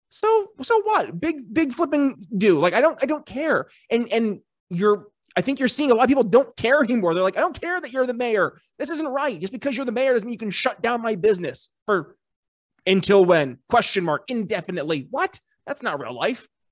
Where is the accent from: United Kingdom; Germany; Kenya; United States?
United States; also born or lived in Philadelphia; being an American